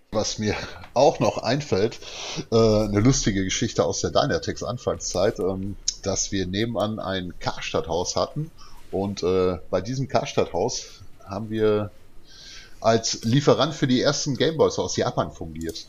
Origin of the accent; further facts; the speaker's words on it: Dortmund, North Rhine-Westphalia, Germany; bei uns in Dortmund